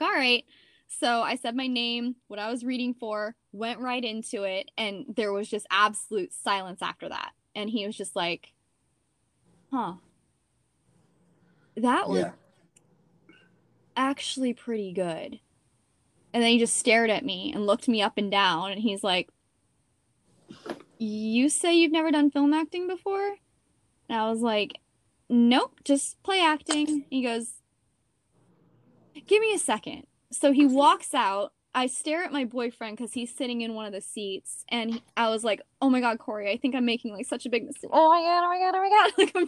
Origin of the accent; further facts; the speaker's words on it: Steamboat Springs, Colorado, United States; moved away; also born or lived in San Diego; I'm from Steamboat Springs, Colorado